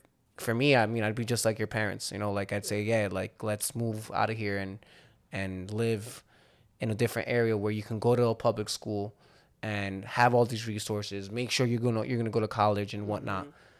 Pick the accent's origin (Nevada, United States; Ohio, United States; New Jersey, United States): New Jersey, United States; Hudson County; also born or lived in Lodi, New Jersey / Clifton, New Jersey / Union City, New Jersey; I love Hudson County. I grew up in Hudson County my whole life. Mm-hmm. I've lived in Lodi. I've owned a house in Clifton. You know, I'm back here in Union City, and I just love it out here.